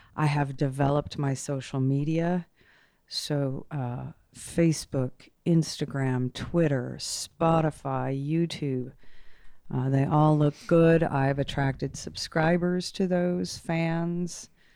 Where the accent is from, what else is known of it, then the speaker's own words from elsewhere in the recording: Portland, Maine, United States; moved away as an adult; also born or lived in Denver / New Orleans / Guatemala / Austin; now in Fort Collins, United States; I grew up in Portland, Maine.